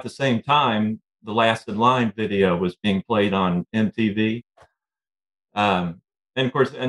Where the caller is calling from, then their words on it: Central Kentucky, United States; Calling from Central Kentucky.